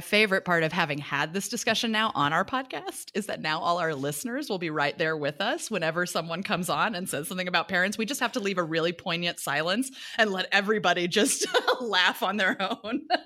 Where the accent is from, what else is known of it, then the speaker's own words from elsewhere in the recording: Kansas City, Missouri, United States; moved away; also born or lived in New York / Los Angeles; I'm from Kansas City, Missouri originally